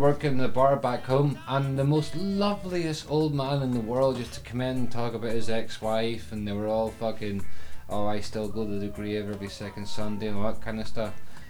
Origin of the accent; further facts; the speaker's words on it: Northern Ireland, United Kingdom; I'm Northern Irish